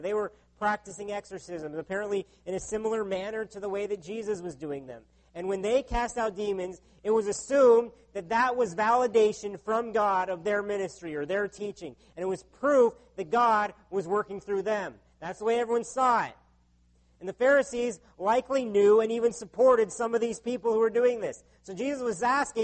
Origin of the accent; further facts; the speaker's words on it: United States; now in Canada; My home country of the U.S.